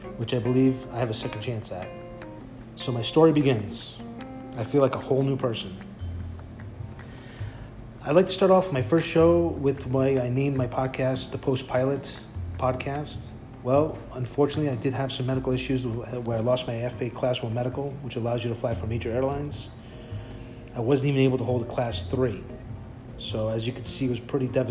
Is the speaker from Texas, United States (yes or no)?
no; New York City, New York, United States; I was born and raised in Bayside, Queens, New York